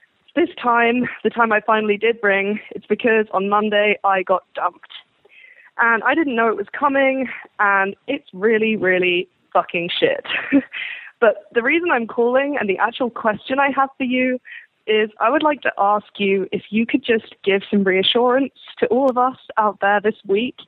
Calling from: England, United Kingdom; I'm calling from England

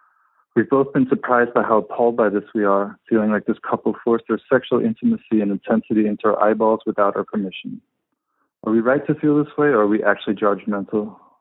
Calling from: Berlin, Germany; Hi, Dan. I'm calling from Berlin, hoping to hear your thoughts on something my girlfriend and I experienced last week.

